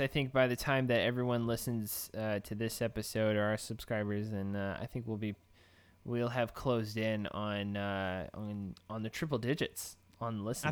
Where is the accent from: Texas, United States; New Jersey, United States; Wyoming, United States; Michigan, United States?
Texas, United States; I'm from Texas.